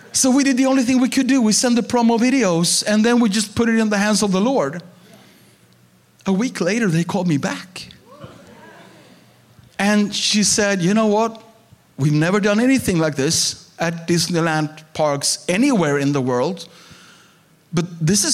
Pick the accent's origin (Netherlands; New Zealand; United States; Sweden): Sweden; I'm a pastor from Sweden